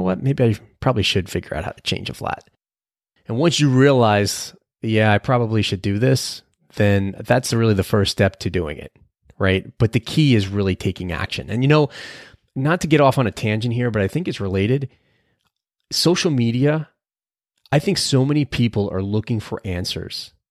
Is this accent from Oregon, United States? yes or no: no; New Jersey, United States; we're both from New Jersey